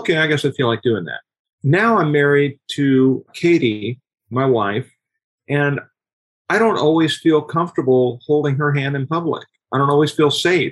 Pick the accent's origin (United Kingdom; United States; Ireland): United States; Southern California; moved away as an adult; now in Texas, United States; I grew up in Southern California, born and raised there